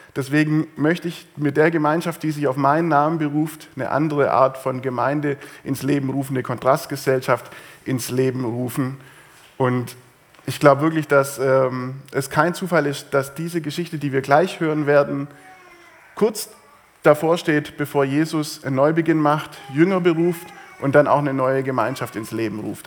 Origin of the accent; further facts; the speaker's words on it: Swabia, Germany; bei uns im Schwabenland